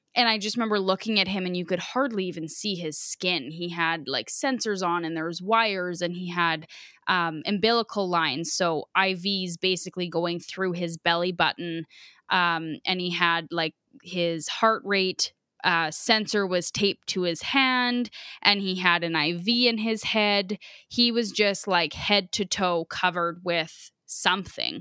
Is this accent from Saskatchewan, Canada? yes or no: yes; Biggar, Saskatchewan, Canada; we're from Bigger